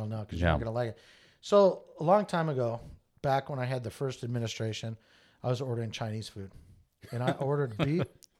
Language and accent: English; Japan; I mean, I grew up in Japan for many years.